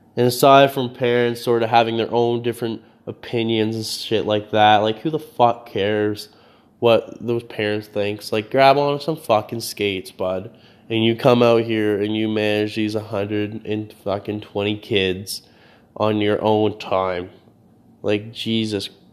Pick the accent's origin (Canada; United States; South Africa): Canada; New Brunswick; moved away as an adult; New Brunswick